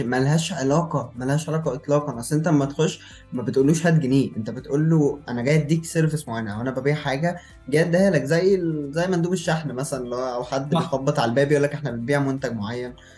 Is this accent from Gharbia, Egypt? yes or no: no; Cairo, Cairo Governorate, Egypt; moved away as an adult; also born or lived in Luxor; انا من القاهره والكليه في الاقصر